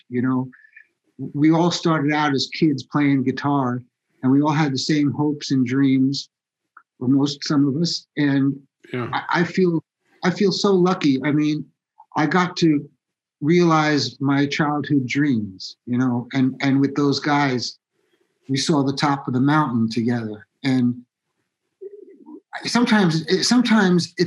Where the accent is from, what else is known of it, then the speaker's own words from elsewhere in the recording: Massapequa, New York, United States; I grew up on the South Shore of Long Island in a town called Massapequa